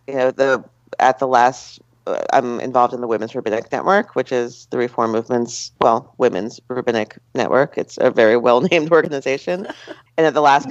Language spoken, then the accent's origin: English; Westfield, New Jersey, United States; I grew up in Westfield, New Jersey